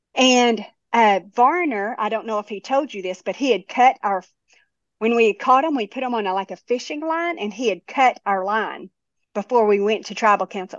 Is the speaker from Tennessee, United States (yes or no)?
yes; Tennessee, United States; I was from Tennessee